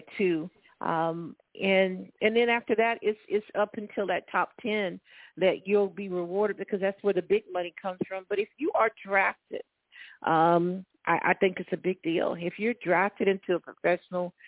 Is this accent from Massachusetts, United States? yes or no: no; Florida, United States; now in Columbia, United States; born and raised in Florida, now living in Columbia, South Carolina